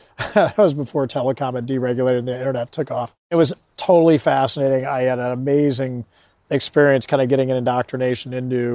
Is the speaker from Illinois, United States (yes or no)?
yes; Chicago, Illinois, United States; I grew up in Chicago and went to college at DePauw University in Greencastle, Indiana.